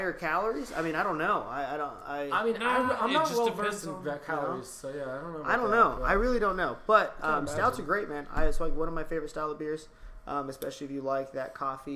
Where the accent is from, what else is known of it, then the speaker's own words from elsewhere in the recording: Bakersfield, California, United States; I am from Bakersfield, California